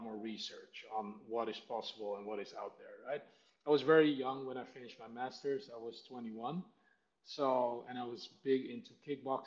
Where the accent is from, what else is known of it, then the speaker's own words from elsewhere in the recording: Netherlands; also born or lived in Suriname; I grew up in the Netherlands. I was 2 when I moved to the Netherlands.